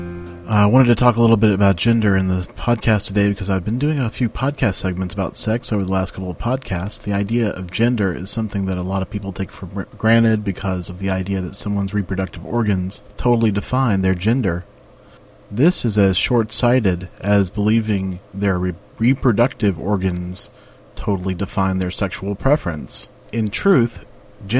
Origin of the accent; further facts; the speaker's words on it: the South, United States; I grew up in the South in a matriarchal Southern family